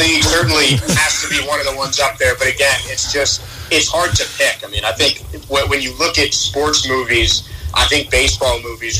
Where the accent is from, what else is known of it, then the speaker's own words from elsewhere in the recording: New York City, New York, United States; moved away as an adult; now in Melbourne, Australia; I'm from New York originally